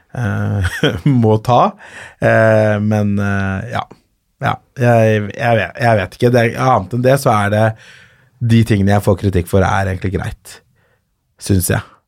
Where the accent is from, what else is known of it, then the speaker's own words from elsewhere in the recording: Kolbotn, Akershus, Norway; also born or lived in Colombia / Ås / Frogner, Oslo; er fra Kolbotn, eller der bodde jeg først, og så flytta jeg videre til Ås, og så flytta jeg videre til Frogner i Oslo